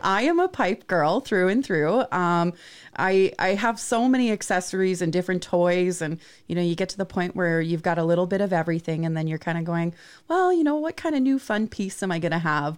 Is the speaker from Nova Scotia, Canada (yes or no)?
no; Vancouver Island, British Columbia, Canada; I grew up on Vancouver Island